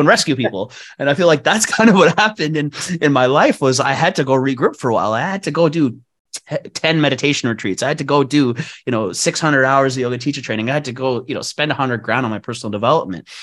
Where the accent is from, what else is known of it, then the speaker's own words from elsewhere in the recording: Vancouver, British Columbia, Canada; moved away as an adult; also born or lived in Bali, Indonesia; I was born and raised in East Vancouver